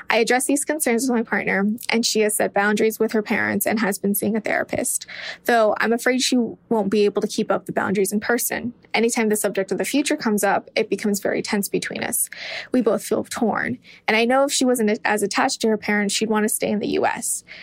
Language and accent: English; California, United States; So I'm from California and I've been dating my girlfriend for about five and a half years now. She is 25 and I'm 24.